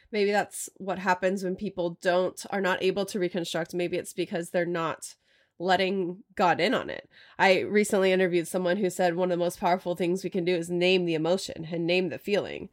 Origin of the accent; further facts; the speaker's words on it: Austin, Texas, United States; also born or lived in Portland area; now in Portland, United States; I grew up in Austin